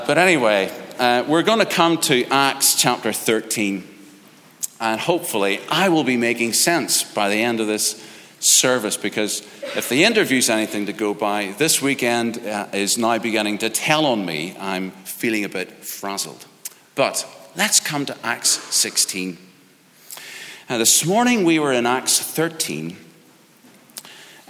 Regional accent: Ireland; I'm Irish

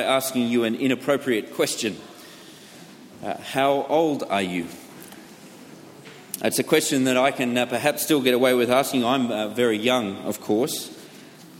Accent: United Kingdom; I'm British.

